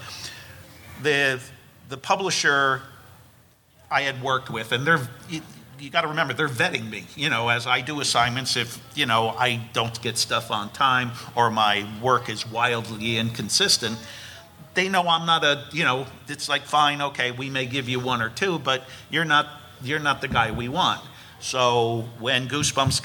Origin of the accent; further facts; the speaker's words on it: New Jersey, United States; I grew up in New Jersey